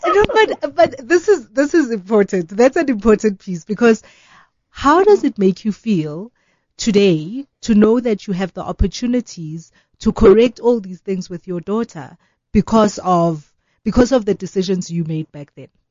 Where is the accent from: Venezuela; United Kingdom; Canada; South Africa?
South Africa; as South African women